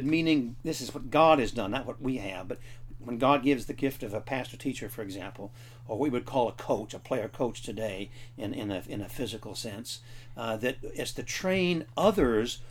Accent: United States; as American Christians

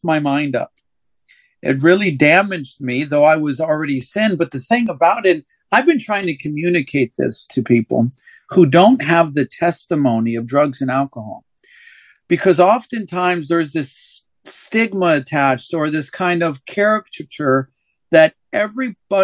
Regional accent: St. Louis, Missouri, United States; also born or lived in Palmdale, California; I was raised in St. Louis, Missouri, though I was born in California, in Palmdale, California. We moved to Missouri when I was 3 years old

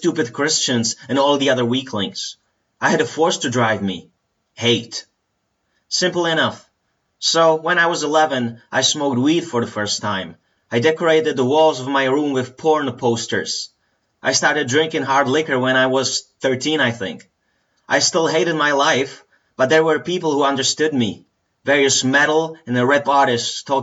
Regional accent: Plzeň, Plzeň Region, Czechia; I was born in Plzeň in the Czech Republic in February 1990

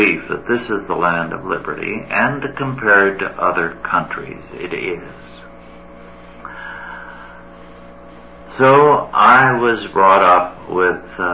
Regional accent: California, United States; also born or lived in New York; we moved from New York when I was 6 weeks old, settled in a California farming community

